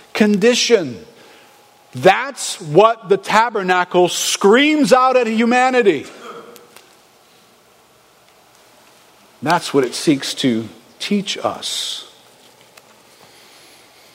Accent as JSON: {"language": "English", "country": "United States", "said": "We're from America"}